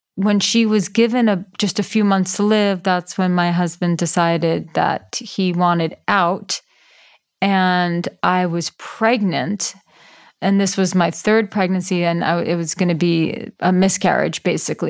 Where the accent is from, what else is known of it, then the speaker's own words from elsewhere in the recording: New York City, New York, United States; I grew up in New York City. I grew up in Manhattan